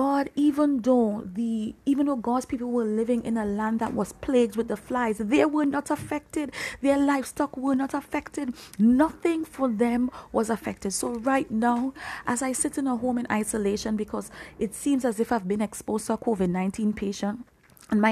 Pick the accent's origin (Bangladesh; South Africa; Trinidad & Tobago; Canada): Trinidad & Tobago; moved away; I'm from the Caribbean region. I'm from Trinidad and Tobago, even though I'm not physically there right now.